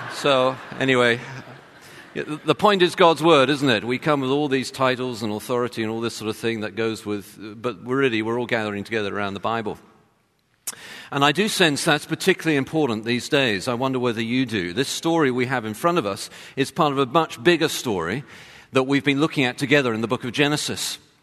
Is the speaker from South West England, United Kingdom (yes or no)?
no; London, United Kingdom; moved away; I'm from London